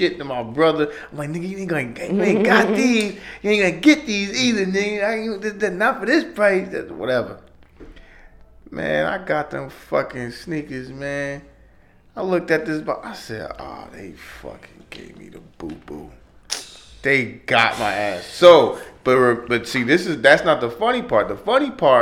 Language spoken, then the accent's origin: English; Paterson, New Jersey, United States; I'm from Patterson.